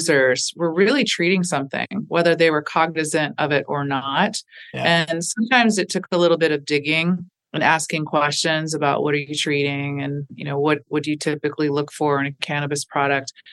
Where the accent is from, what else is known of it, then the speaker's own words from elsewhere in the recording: an island outside Seattle, Washington, United States; now in East Coast, United States; I grew up in a little island outside of Seattle, Washington.